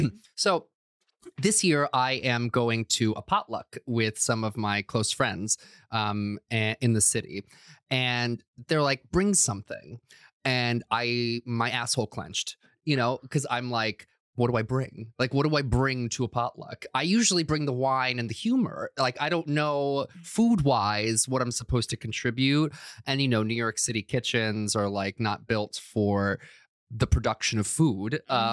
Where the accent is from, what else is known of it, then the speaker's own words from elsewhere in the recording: Croatia; But I was born and raised in Croatia.